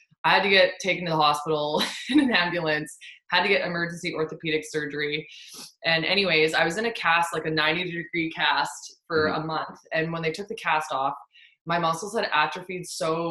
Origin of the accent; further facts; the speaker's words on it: Fort McMurray, Alberta, Canada; my hometown in Fort McMurray